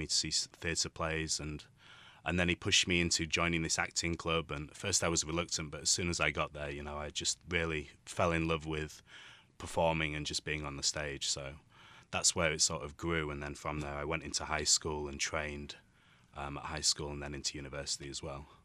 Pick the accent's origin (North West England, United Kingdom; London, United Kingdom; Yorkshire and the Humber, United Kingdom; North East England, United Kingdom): Yorkshire and the Humber, United Kingdom; now in Taiwan; I'm from the U K, uh, from a place called Yorkshire